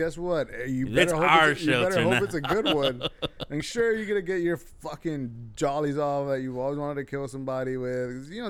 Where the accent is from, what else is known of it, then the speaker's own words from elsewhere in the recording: Texas, United States; I'm from Texas.